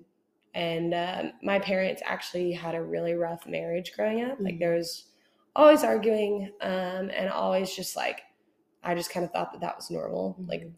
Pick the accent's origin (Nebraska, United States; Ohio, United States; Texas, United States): Texas, United States; Houston; I grew up in Houston